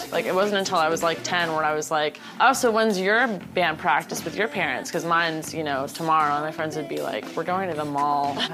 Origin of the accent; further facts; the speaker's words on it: California, United States; Um, we grew up in the San Fernando Valley and we grew up playing music together.